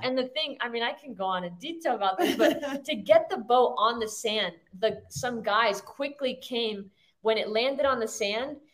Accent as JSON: {"language": "English", "region": "Florida", "country": "United States", "tie": "born or raised there", "also_born_or_lived": "New Jersey", "moved": "as an adult", "lives_now": "Orange County, United States", "said": "born in Jersey, raised my whole life in Florida"}